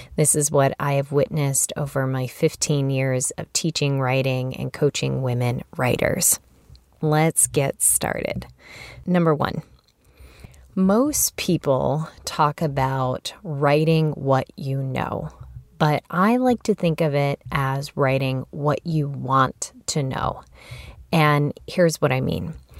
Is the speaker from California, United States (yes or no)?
no; Chicago, Illinois, United States; moved away as an adult; also born or lived in Massachusetts; I relocated as a young adult from Chicago, where I was from, to Massachusetts